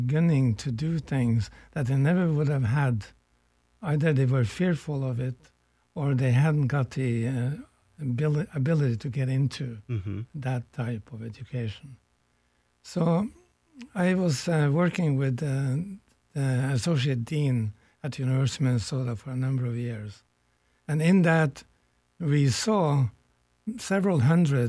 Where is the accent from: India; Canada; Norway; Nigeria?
Norway; now in United States; I come from a distant country here. I was born in Norway.